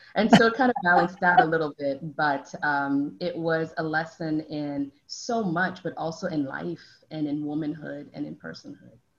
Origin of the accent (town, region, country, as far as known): DR Congo; moved away